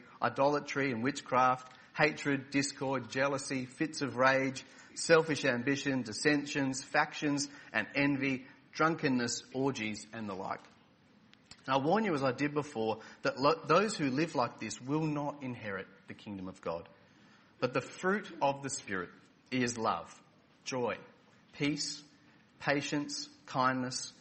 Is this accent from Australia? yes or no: yes; Adelaide, South Australia, Australia; moved away as an adult; I was born and raised for the first 31 years of my life in Adelaide, South Australia